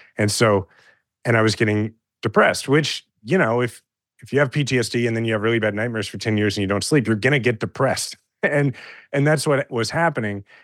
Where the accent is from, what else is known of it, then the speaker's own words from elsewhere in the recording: Kansas City, Missouri, United States; I'm a fifth generation Kansas City and I love my hometown.